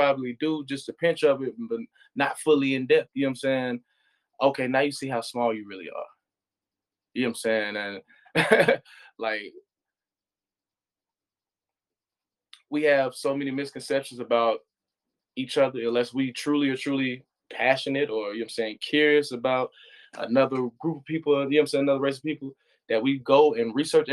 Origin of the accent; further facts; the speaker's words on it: United States; me being American